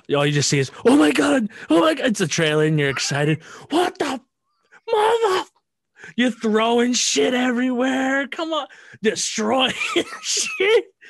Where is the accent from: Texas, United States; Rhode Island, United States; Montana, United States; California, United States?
Rhode Island, United States; I'm from Rhode Island.